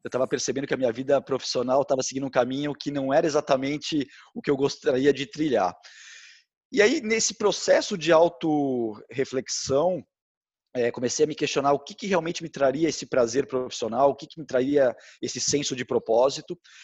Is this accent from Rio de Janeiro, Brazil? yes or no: no; São Paulo, Brazil; eu sou de São Paulo, morava na Vila Mariana